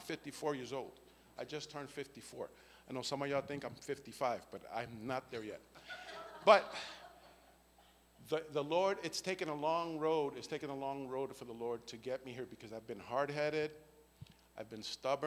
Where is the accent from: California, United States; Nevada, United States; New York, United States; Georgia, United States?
New York, United States; New York City; moved away; I came from a hellish environment, come from the Bronx, New York